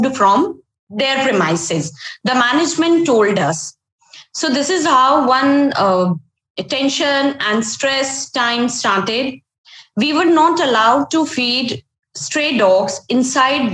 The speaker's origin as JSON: {"language": "English", "town": "Ahmedabad", "region": "Gujarat", "country": "India", "said": "I'm from Ahmedabad. It's a very beautiful city, and it's summers now, so hot climate"}